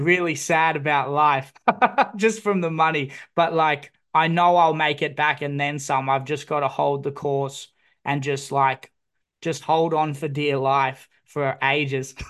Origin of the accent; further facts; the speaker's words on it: Newcastle, New South Wales, Australia; I grew up in Newcastle